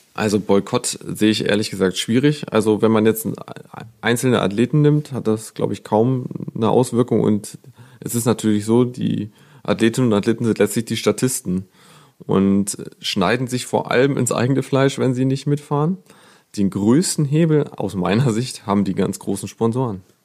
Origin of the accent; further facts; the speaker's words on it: Germany; bei uns in Deutschland